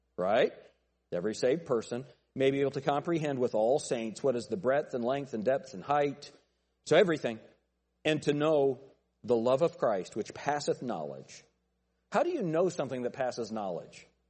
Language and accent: English; United States; I'm an American